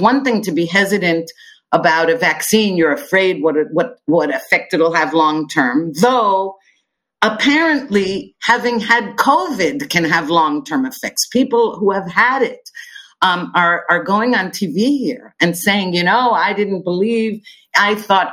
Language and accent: English; United States; moved away as an adult; now in Israel; growing up in the United States